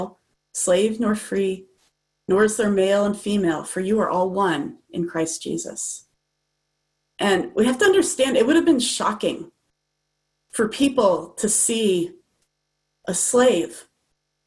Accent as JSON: {"language": "English", "country": "United States", "said": "as an American citizen"}